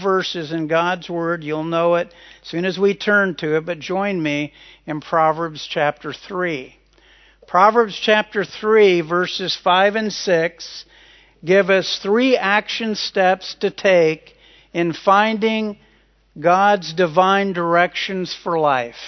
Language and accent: English; Kansas, United States; Carol and I both grew up in Kansas.